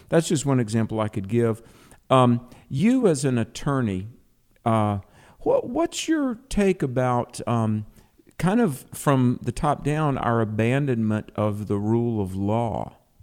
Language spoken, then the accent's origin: English; the South, United States; as a Christian and as a Southerner, um, I mean, I grew up in a culture where we at least respect our elders